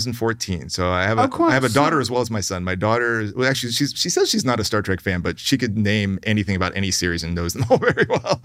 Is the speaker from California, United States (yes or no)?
no; Hampton, Virginia, United States; also born or lived in Sydney, Australia; I grew up in Virginia, southeastern Virginia, Hampton. Right. Yeah, I was born in Australia, but then moved as an infant.